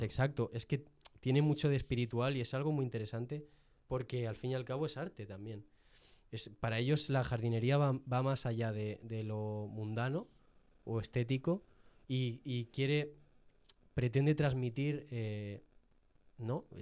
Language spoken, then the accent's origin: Spanish; Jaén, Andalusia, Spain; soy de Jaén